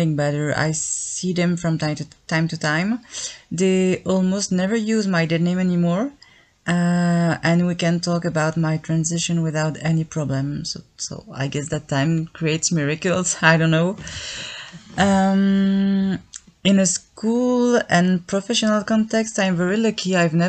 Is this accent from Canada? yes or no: no; Belgium; I'm from Belgium